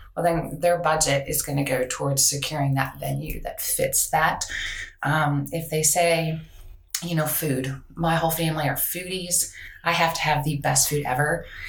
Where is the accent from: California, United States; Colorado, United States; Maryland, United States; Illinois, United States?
Colorado, United States; moved away as an adult; now in Virginia, United States; I'm from Colorado. Are Colorado native? Went to CU